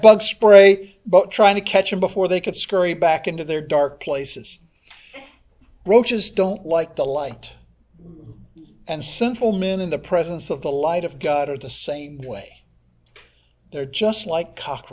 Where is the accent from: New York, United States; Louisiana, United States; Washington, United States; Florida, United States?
Florida, United States; Pinellas County; I grew up here in Pinellas County when it was far more rural than it is now